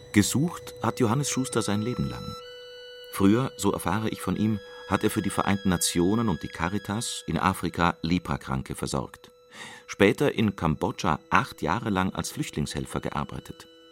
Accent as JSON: {"language": "German", "town": "Trier", "region": "Rhineland-Palatinate", "country": "Germany", "tie": "born or raised there", "said": "Aufgewachsen in Trier"}